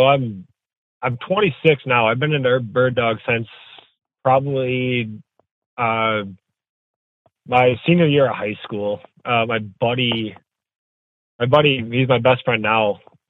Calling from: Fremont, Wisconsin, United States; I'm coming from Fremont, Wisconsin. It's about 15 miles west of Appleton, if you know where that is.

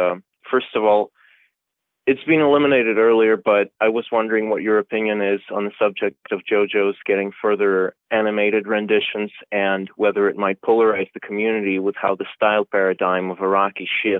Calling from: London, United Kingdom; I'm calling from London.

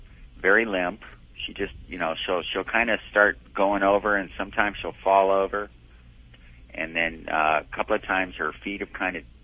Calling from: Kamiah, Idaho, United States; Kamiai, Idaho.

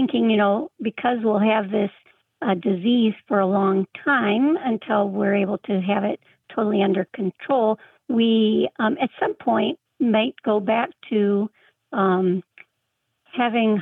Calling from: Traverse City, Michigan, United States; I'm calling from Traverse City, Michigan

